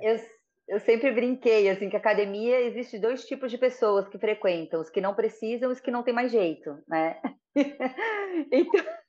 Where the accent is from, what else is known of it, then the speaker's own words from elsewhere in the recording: Florianópolis, Santa Catarina, Brazil; sou daqui de Floripa, amo ser daqui de Floripa, né? E todo mundo fala que é quase uma raridade, mas eu sou de Floripinha